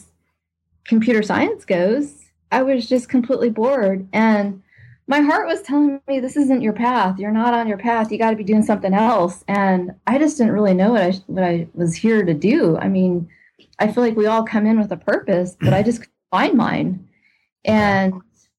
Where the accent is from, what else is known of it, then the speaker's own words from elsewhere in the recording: Los Angeles, California, United States; also born or lived in Pasadena / Newbury Park; I grew up in Los Angeles, California, in Pasadena area. And then we eventually moved to a suburb of Los Angeles, Newbury Park